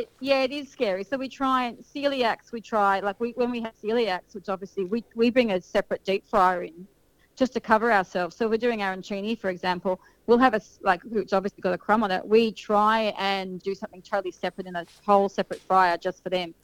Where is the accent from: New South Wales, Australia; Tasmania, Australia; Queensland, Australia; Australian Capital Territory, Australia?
New South Wales, Australia; Sydney; moved away as an adult; also born or lived in Kiama, New South Wales; now in Berry, Australia; originally, I, I grew up in Sydney.